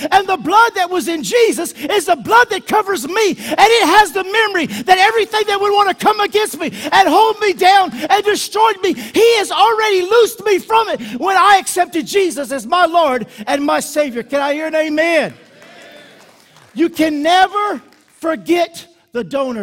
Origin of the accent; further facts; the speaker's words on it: United States; I'm American